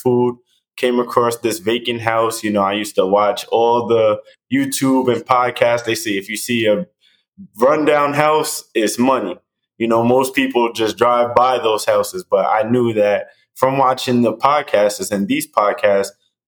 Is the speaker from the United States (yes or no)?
yes; New York City, New York, United States; now in Tampa, United States; I'm from Staten Island, New York